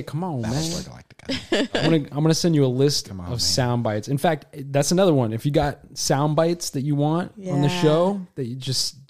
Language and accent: English; Nigeria; I am Nigerian.